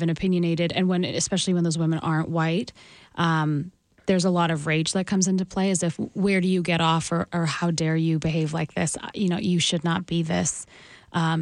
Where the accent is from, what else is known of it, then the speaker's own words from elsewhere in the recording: Calgary, Alberta, Canada; I grew up in Calgary